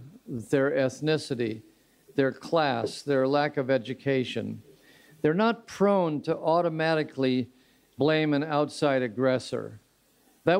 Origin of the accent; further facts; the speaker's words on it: Royal Oak or Hamtramck, Michigan, United States; my hometown of Royal Oak or Hamtramck